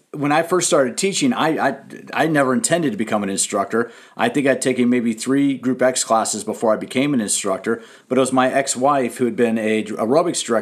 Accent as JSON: {"language": "English", "town": "Washington", "region": "District of Columbia", "country": "United States", "tie": "born or raised there", "said": "I grew up in Washington, D.C."}